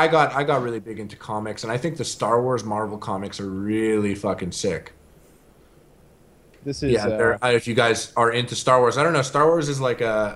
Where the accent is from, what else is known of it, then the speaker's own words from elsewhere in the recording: Montreal, Quebec, Canada; I'm from Montreal